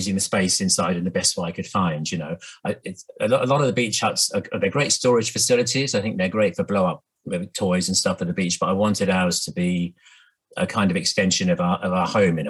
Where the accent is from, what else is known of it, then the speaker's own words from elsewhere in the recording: Norfolk, East of England, United Kingdom; now in Hove, United Kingdom; I grew up in Norfolk